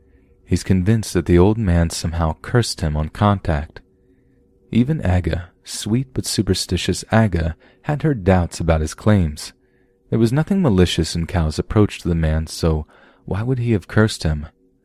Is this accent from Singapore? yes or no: yes; Singapore; I'm from Singapore, where healthy males are required to serve at least 2 years in the military.